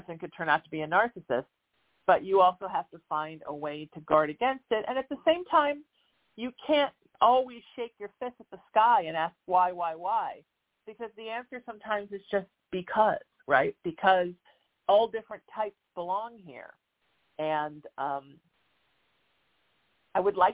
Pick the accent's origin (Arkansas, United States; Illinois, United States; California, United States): California, United States; Huntington Beach; I grew up in Surf City in Huntington Beach, California